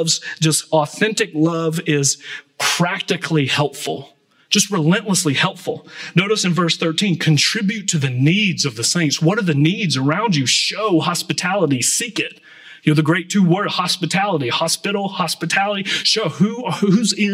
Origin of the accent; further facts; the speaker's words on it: Atlanta, Georgia, United States; I grew up in Atlanta